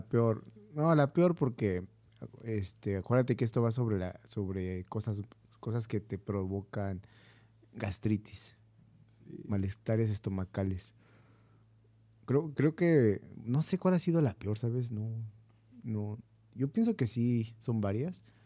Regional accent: Mexico; soy mexicano

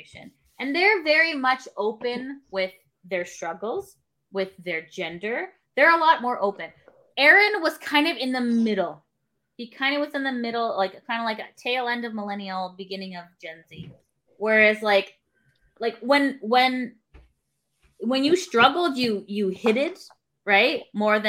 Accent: Canada; as a Canadian who has free healthcare

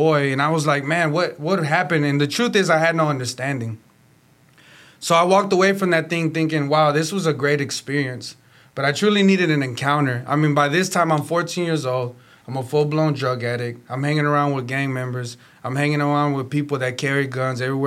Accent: Houston, Texas, United States; I'm from Houston, Texas

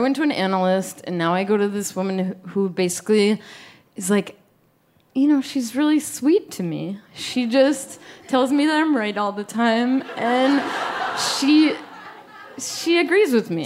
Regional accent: Pepper Pike, Ohio, United States; I'm from Pepper Pike

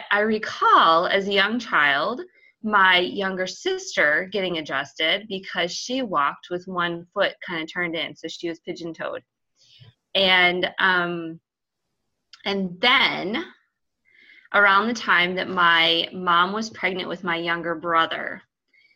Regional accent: Iowa, United States; I grew up in Iowa

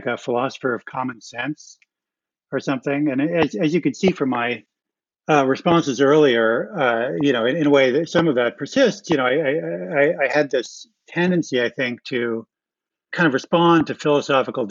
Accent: Ohio, United States; I grew up in Ohio.

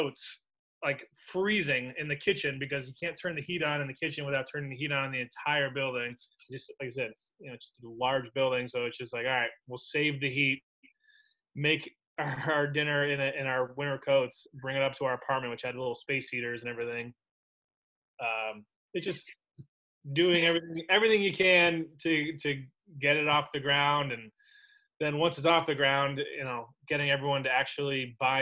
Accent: Saratoga Springs, New York, United States; we grew up in Saratoga

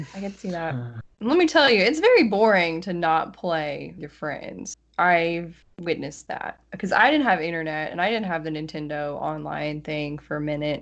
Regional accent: West Tennessee, United States; accent: Southern; also born or lived in Nashville; I'm actually from West Tennessee, and that's like right next to Missouri and Arkansas

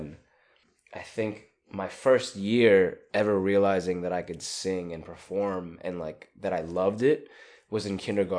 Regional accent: Staten Island, New York, United States; I grew up in Staten Island.

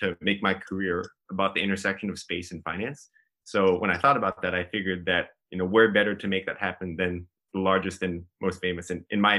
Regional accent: San Antonio, Texas, United States; moved away as an adult; also born or lived in New York; now in Los Angeles, United States; I'm from San Antonio, Texas.

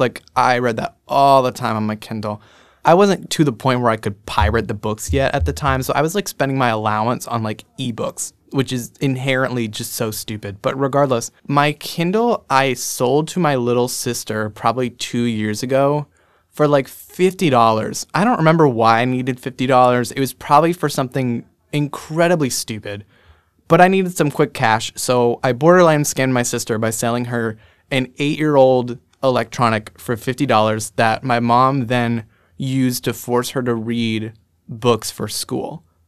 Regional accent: Scranton, Pennsylvania, United States; accent: Scranton; I'm from Scranton, Pennsylvania

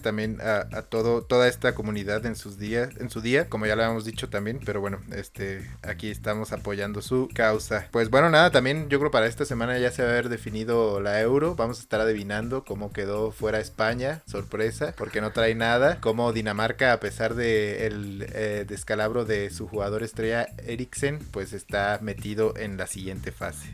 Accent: Michoacán, Mexico; mi tierra

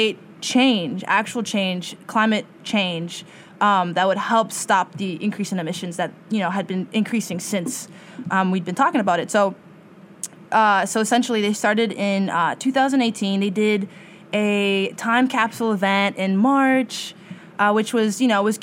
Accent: Madison, Wisconsin, United States; moved away as an adult; also born or lived in New Jersey; now in New York, United States; I was raised in Wisconsin, Madison, Wisconsin

